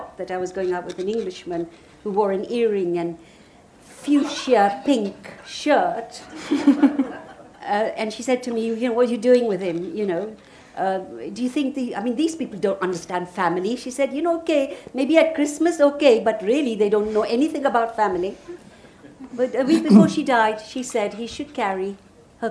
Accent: Uganda; now in United Kingdom; I come from Uganda

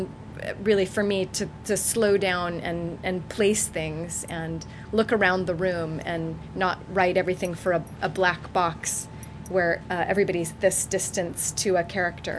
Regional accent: United States; moved away as an adult; I'm from the States, you can probably hear, but I moved here in 1995

